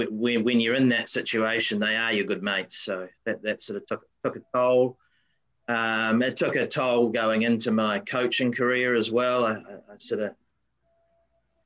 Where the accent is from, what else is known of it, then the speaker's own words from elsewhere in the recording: Wellington, New Zealand; now in Sunshine Coast, Australia; I grew up in a very tiny little suburb in the capital city of New Zealand, Wellington, called Linden